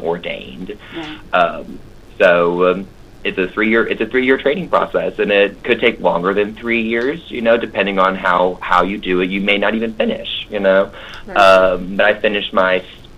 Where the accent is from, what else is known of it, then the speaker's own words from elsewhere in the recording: United States; being an American